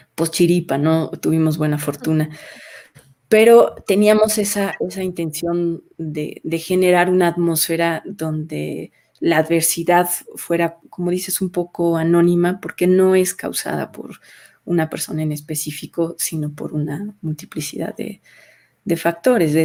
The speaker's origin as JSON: {"language": "Spanish", "country": "Mexico", "said": "como, como mexicanos"}